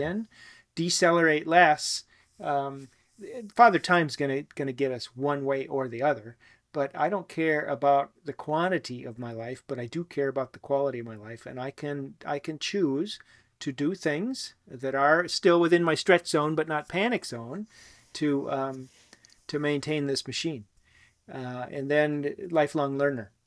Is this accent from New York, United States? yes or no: no; Wisconsin, United States; also born or lived in New Zealand; to come back to my home state of Wisconsin